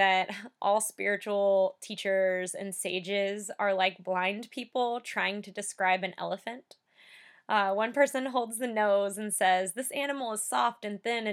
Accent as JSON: {"language": "English", "country": "United States", "said": "I'm from, you know, the United States"}